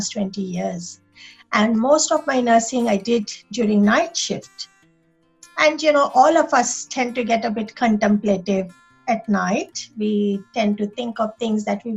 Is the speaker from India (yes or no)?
yes; India; moved away as an adult; now in Sydney, Australia; I was born and raised in India. I come from a small group of island in southeast of India. So not from mainland of India.